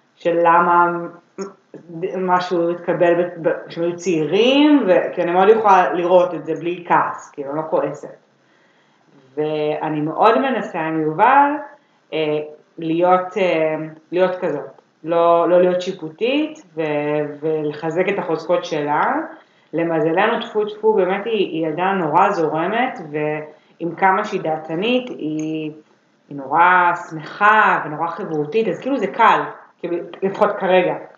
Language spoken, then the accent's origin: Hebrew; Herzliya, Tel Aviv District, Israel; moved away as an adult; now in Tel Aviv, Israel; אני במקור מהרצליה